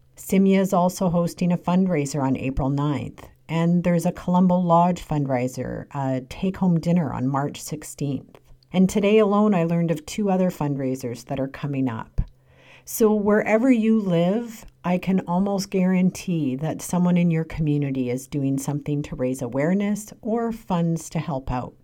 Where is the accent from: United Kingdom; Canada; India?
Canada; I'm a Ukrainian Canadian. I was born in Canada, but my grandfather was born in a small village in western Ukraine